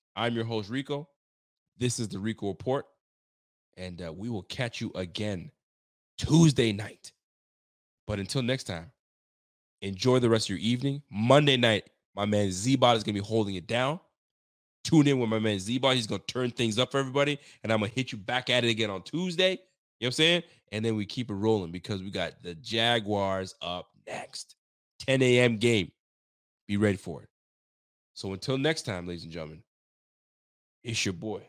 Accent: Canada; also born or lived in Haiti; I'm Canadian

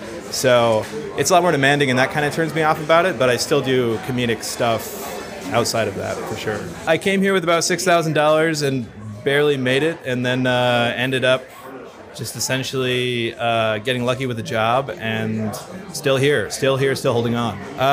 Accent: Plentywood, Montana, United States; I'm from Plentywood, Montana.

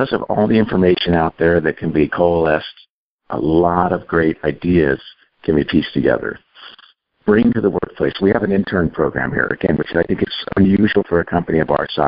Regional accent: California, United States; I'm from California. I'm near Silicon Valley

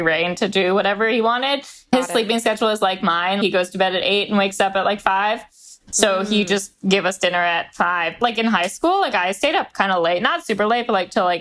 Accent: New York, United States; also born or lived in Los Angeles; I grew up in New York

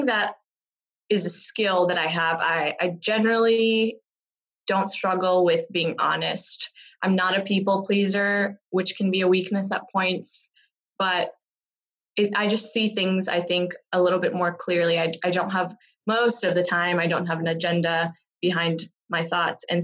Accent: Texas, United States; also born or lived in South India / London; I was born in South India, moved to the U.S. as a kid, brought up in Texas

